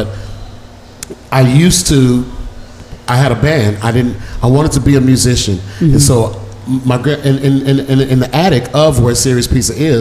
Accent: Dallas, Texas, United States; I grew up in Deep Ellum

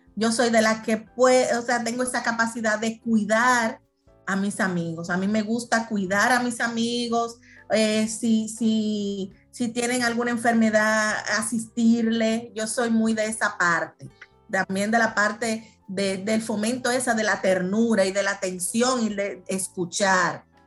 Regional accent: Dominican Republic; somos los dominicanos

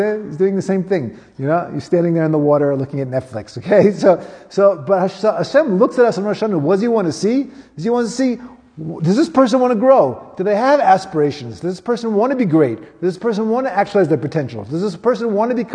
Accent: United States; now in South Africa; I grew up in America

